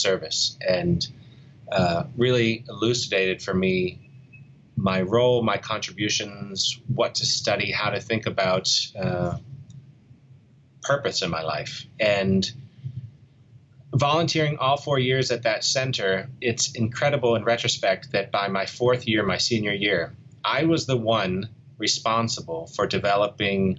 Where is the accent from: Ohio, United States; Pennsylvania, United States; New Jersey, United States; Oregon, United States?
Pennsylvania, United States; Pittsburgh; moved away as an adult; my hometown of Pittsburgh